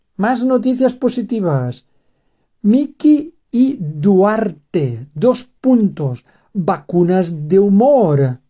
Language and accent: Spanish; Valencian Community, Spain; Cheste está en la comunidad valenciana de donde yo soy